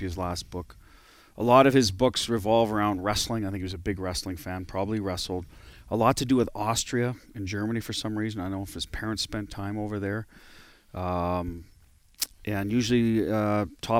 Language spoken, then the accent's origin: English; Canada; moved away; being a Canadian